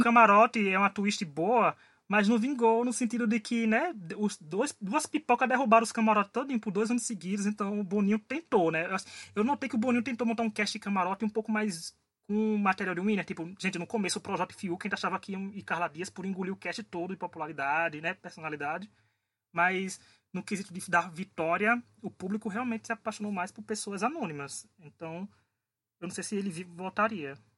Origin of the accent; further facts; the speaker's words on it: Paraíba, Brazil; Eu, como nordestino, como paraibano, tô adorando aqui